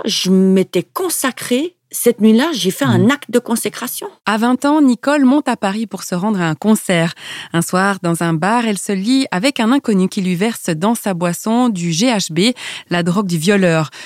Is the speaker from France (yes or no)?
no; La Chaux-de-Fonds, Neuchâtel, Switzerland; je suis née donc à la Chaux de Fonds